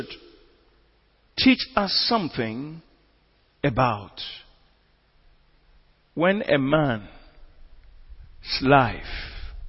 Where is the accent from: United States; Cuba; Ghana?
Ghana; we are Ghanaian Christians